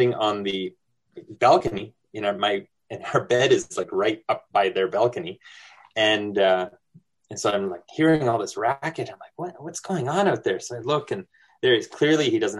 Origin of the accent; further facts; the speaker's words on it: New Brunswick, Canada; moved away; I'm Acadian. I'm from New Brunswick originally